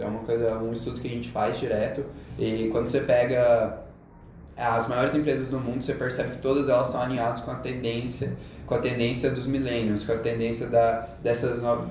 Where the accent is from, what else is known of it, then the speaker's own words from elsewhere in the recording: Goiânia, Goiás, Brazil; now in São Paulo, Brazil; sou de Goiânia